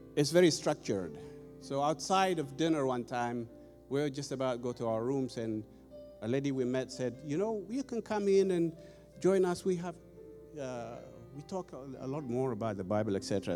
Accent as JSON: {"language": "English", "country": "Ethiopia", "moved": "as an adult", "lives_now": "United States", "said": "I've been here in the U.S. 25 years, by the way. Originally, I'm from Ethiopia."}